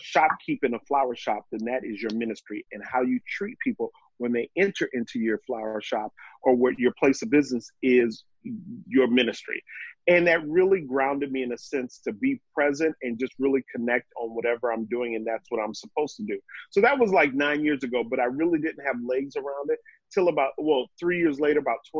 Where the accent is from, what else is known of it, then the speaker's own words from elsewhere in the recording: New York, United States; So I'm a New Yorker. I ain't going nowhere until it's time to move to Europe.